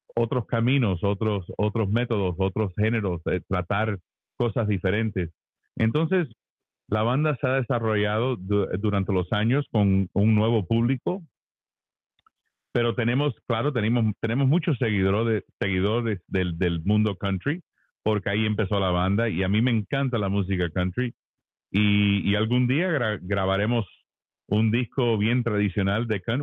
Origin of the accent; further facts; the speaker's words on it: Miami, Florida, United States; moved away as an adult; now in Nashville, United States; yo soy hijo de padres cubanos y, me crié en Miami, eh, cubanito